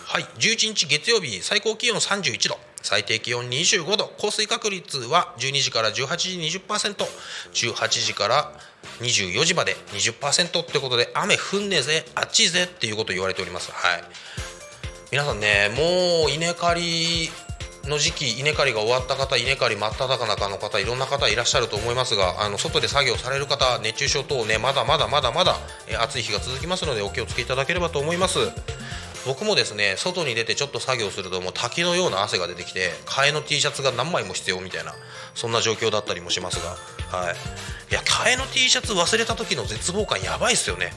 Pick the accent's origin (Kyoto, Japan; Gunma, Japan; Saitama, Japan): Saitama, Japan; moved away; ずっと埼玉県で生まれ育ったんですが